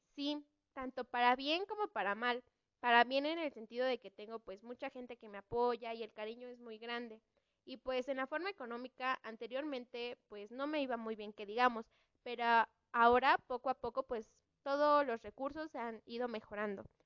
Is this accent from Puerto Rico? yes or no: no; Mexico; Como mexicana que soy